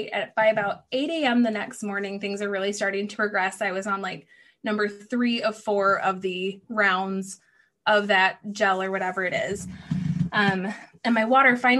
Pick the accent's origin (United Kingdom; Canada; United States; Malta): United States; Michigan; moved away as an adult; also born or lived in Tennessee; I'm from Michigan